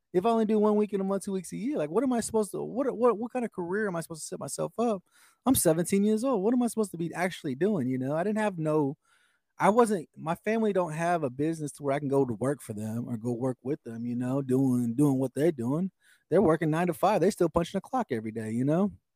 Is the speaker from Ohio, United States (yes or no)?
no; Oklahoma, United States; also born or lived in Texas; I, have grown up in Oklahoma all my life. You know, I, I, I I was born in Texas.